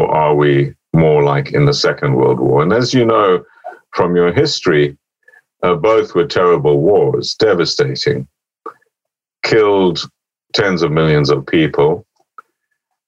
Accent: Oxford, South East England, United Kingdom; Oxford, my hometown

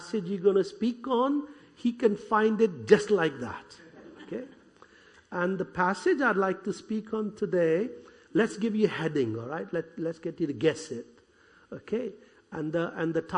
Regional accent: India; accent: Indian; moved away; I was born in India, brought up as a Hindu

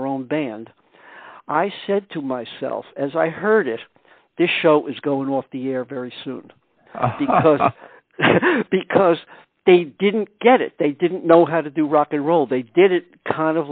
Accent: New York City, New York, United States; also born or lived in Eastchester, New York; I was born in Brooklyn, New York. And we lived there until I was 12 years old. And then we moved to Eastchester, New York, which is a suburb of the city.

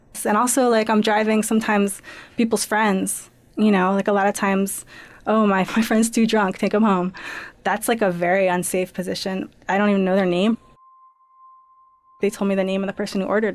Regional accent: Princeton, New Jersey, United States; I grew up in Princeton

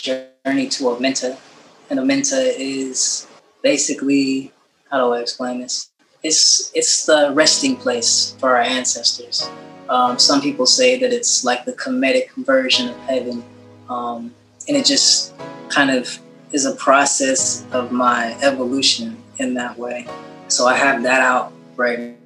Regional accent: San Jose, California, United States; I grew up in San Jose, California, which is in the Bay Area

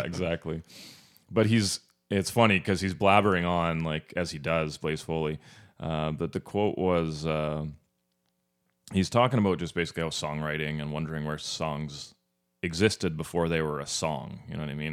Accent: Northern Ontario, Canada; moved away; where I grew up in Northern Ontario.

